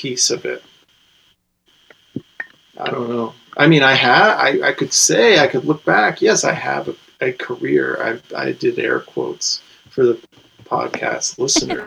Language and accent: English; Connecticut, United States; a white guy from Connecticut